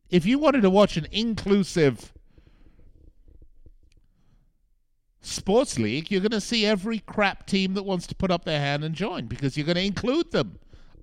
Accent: United Kingdom; I'm British.

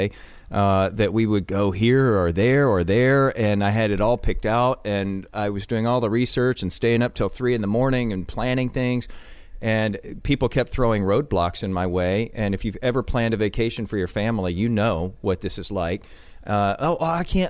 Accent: Galveston County, Texas, United States; I was born in Galveston County.

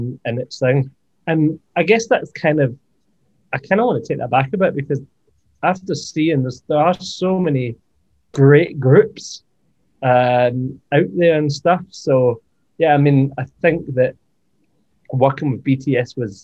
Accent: Scotland, United Kingdom; I grew up with her in Scotland

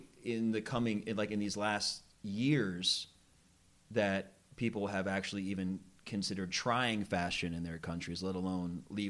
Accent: Philadelphia, Pennsylvania, United States; I'm from Philadelphia

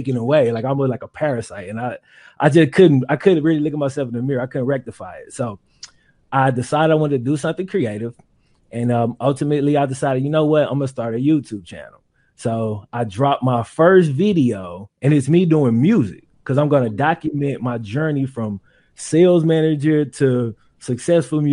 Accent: Mississippi, United States; I grew up in Mississippi

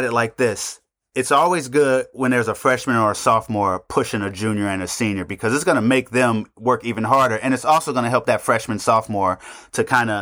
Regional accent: Oakland, California, United States; I'm from Oakland

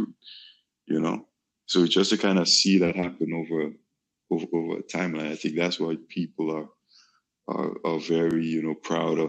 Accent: Grenada; I'm from an island in the Caribbean called Grenada

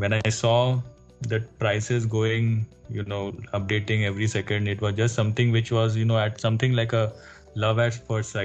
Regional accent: Mumbai, Maharashtra, India; I've actually born and brought up in Mumbai.

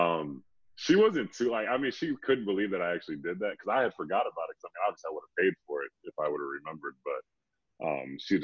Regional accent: Tinley Park, Illinois, United States; moved away as an adult; also born or lived in Baltimore; I'm from Tinley Park, born and raised

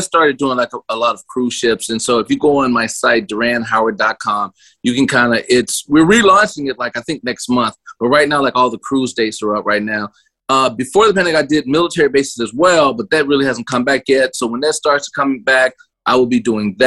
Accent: Tennessee, United States; moved away as an adult; also born or lived in North Carolina / Chicago; I'm from Tennessee and I was in grad school in North Carolina

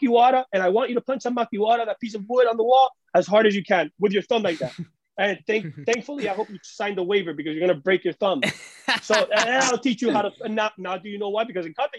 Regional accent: Cuba; We come from Cuba, so it was very difficult to even have money.

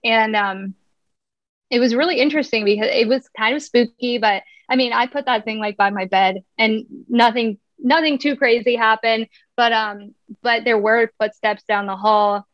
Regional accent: Montana, United States; moved away as an adult; now in Spokane, United States; I'm originally from Montana, but I've been in Spokane, Washington for 11 years

